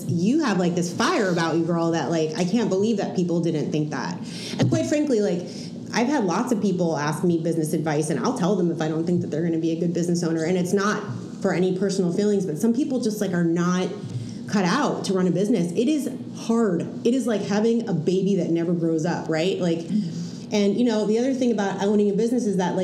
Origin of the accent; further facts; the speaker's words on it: New Jersey, United States; now in Portland, United States; I'm from Jersey